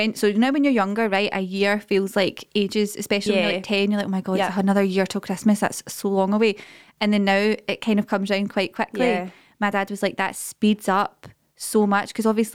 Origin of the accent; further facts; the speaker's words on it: Derry, Northern Ireland, United Kingdom; I'm from Larkhall in Derry.